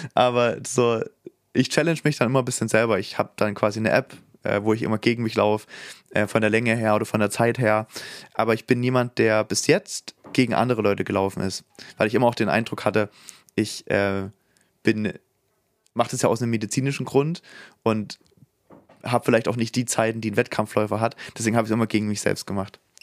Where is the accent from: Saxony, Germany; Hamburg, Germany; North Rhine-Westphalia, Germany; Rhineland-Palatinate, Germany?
Saxony, Germany; da, wo ich herstamme in Sachsen